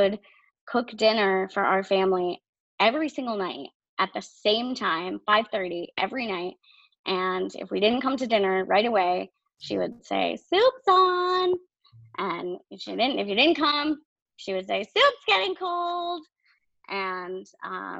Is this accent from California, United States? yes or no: no; Maine, United States; also born or lived in New Hampshire; we are from Maine